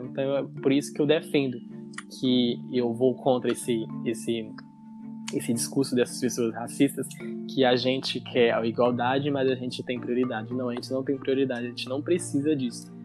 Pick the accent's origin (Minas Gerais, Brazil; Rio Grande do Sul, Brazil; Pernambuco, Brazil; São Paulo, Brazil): Minas Gerais, Brazil; Governador Valadares; eu sou da Universidade Federal aqui da minha cidade, a UFJF, aqui de Governador Valadares